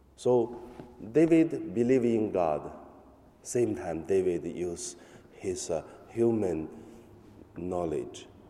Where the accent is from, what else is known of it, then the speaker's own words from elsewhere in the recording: China; English is a second language; now in Hong Kong; In my hometown, the police come to our church in mainland